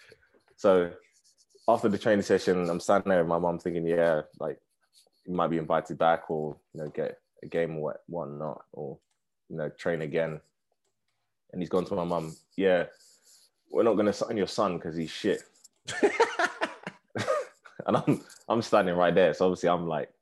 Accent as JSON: {"language": "English", "town": "Harrow", "region": "London", "country": "United Kingdom", "tie": "born or raised there", "said": "I grew up in Harrow, which is in Northwest London"}